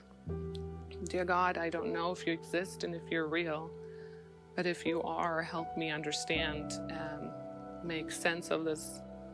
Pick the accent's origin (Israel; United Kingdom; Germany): Germany; East Germany; moved away; I grew up in East Germany under communism